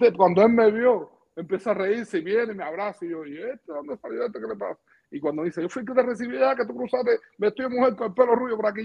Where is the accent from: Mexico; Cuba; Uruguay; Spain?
Cuba; Pinar del Río; moved away as an adult; yo soy cubano, estoy pidiendo asilo político